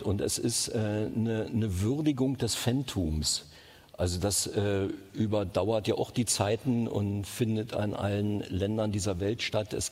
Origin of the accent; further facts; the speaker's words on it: East Germany, Germany; Ich bin in der DDR groß geworden. Äh, da kenne ich mich am besten aus.